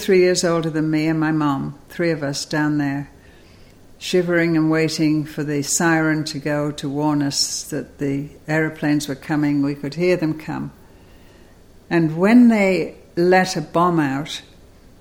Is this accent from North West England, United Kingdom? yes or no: yes; Liverpool, North West England, United Kingdom; born or raised there; moved away as an adult; also born or lived in Cambridge; now in United States